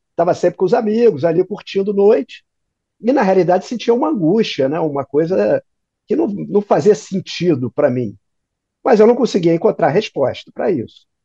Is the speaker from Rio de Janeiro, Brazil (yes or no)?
yes; Rio de Janeiro, Brazil; É, eu sou carioca, né?